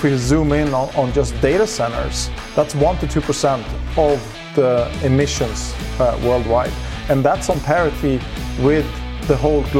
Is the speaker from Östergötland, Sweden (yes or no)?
no; Stockholm, Stockholm County, Sweden; I grew up in Stockholm, center of Stockholm.